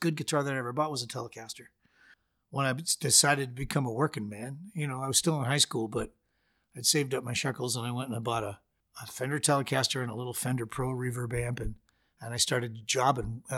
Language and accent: English; Canada; being a Canadian guitar player